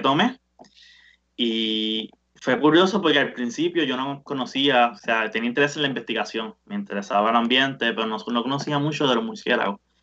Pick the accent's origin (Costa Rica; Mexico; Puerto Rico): Puerto Rico; Bayamón; moved away as an adult; yo soy, de Bayamón